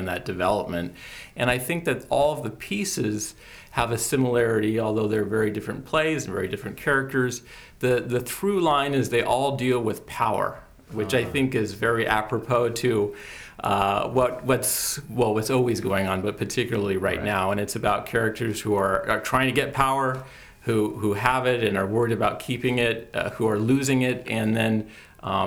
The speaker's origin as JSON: {"language": "English", "area": "Bay Area", "region": "California", "country": "United States", "said": "I'm from the Bay Area"}